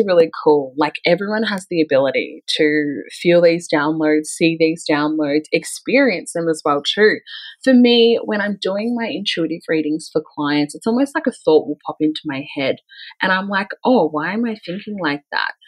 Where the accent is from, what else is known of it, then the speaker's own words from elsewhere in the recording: Melbourne, Victoria, Australia; I'm originally from Melbourne, in like suburbia Melbourne, and I grew up in a pretty like white suburban town.